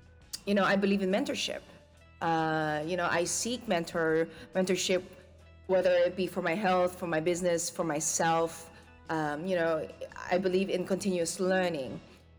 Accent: Philippines; as a Filipina, you know, the Filipina trait is a singer, unfortunately, it skipped me.

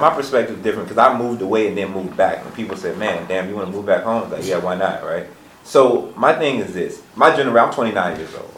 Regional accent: Petersburg, Virginia, United States; moved away as an adult; I grew up in Petersburg late 80s and 90s

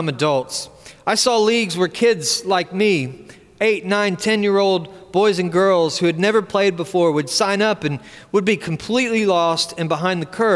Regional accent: Washington, District of Columbia, United States; my hometown of Washington, D.C.

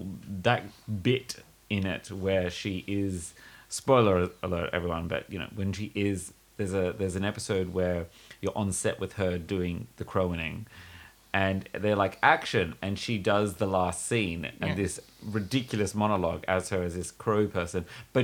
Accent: Australia; though I'm Australian, I mean, I get all the references and stuff like

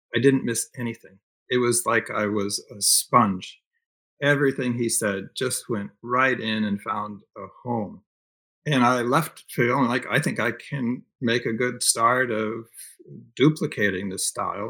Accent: Northeast, United States; moved away; I grew up in the Northeast, so I had family I could stay with.

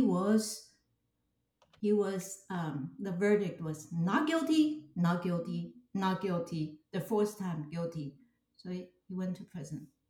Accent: Taipei, Taiwan; I was born in Taipei, Taiwan, and grown up in a Chinese culture

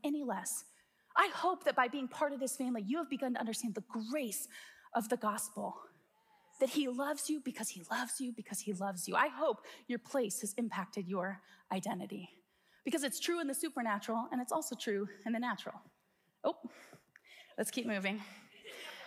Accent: Midwest, United States; we would consider ourselves Midwesterners, right? We're from the Midwest.

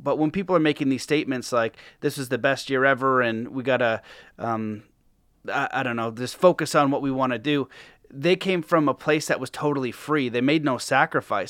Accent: Canada; being Canadian

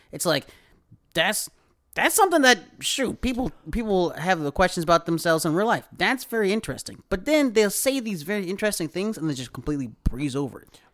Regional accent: the South, United States; we might be from the country, but, like, we're from the South

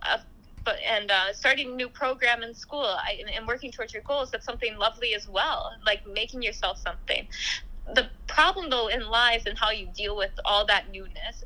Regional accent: United States; my family, we've grown up in the U.S. for uh, years

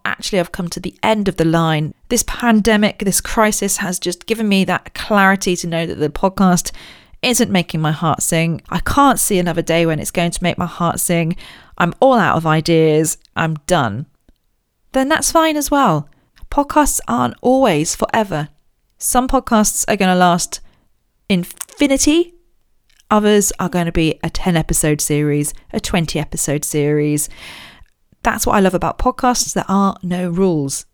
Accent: Royal Berkshire, South East England, United Kingdom; I grew up in Royal Berkshire

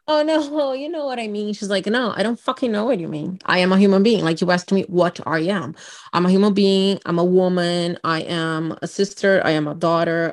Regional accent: Brazil; English is a second language; moved away as an adult; also born or lived in Miami; now in United States; I'm from Brazil

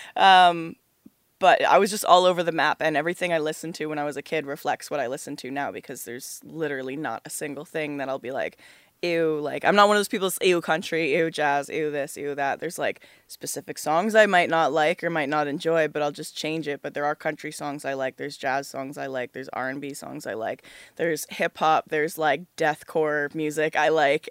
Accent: Oakville, Ontario, Canada; I grew up in Oakville, Ontario

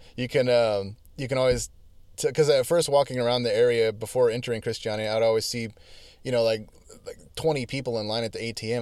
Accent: United States; as an American

